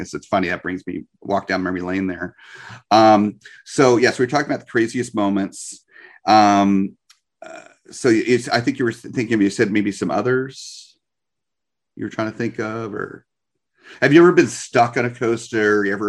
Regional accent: New Jersey, United States; also born or lived in Long Beach Island, New Jersey; now in New Smyrna Beach, United States; When I was growing up in New Jersey, my parents, we had a condo in Long Beach Island, Beach Haven

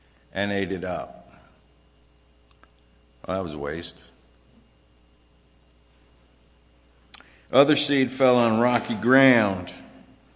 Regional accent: Virginia, United States; also born or lived in Los Angeles, California / New Jersey; now in Pennsylvania, United States; I was born in L.A., grew up in Virginia, lived in New Jersey.

